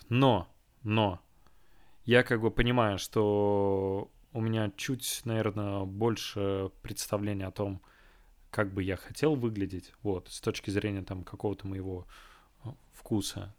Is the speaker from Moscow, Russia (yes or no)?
no; Kazan, Tatarstan, Russia; moved away; в Казань домой к родителям